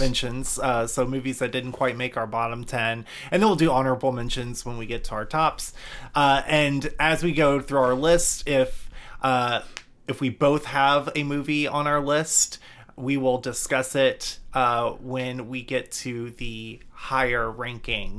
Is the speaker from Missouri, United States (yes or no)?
no; Georgia, United States; I'm from Georgia